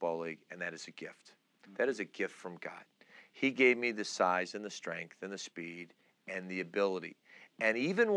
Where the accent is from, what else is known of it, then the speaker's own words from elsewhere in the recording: Istanbul, Turkey; now in United States; I was born in Istanbul, Turkey. I'm Turkish. We are a very prideful culture, my dad was a very proud man, and I grew up